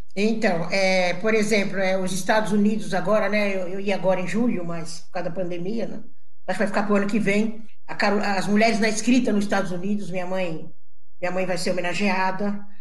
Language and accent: Portuguese; São Paulo, Brazil; Eu praticamente vivia ali no Brás, né? Eu nasci no Canindé e minha mãe catava papel na Tiradentes